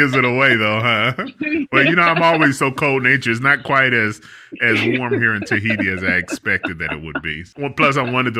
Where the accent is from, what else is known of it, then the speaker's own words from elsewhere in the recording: Cincinnati, Ohio, United States; moved away; Cincinnati, my hometown